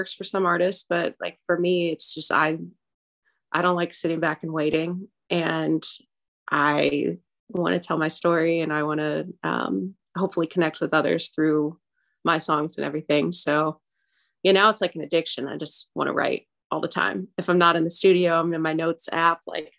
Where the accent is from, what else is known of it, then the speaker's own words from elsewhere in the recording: Nashville, Southern, United States; accent: Southern twang; I'll have like a little twang in some things that I say, because I am Southern. I've been in Nashville for 21 years, so sometimes my little accent will come out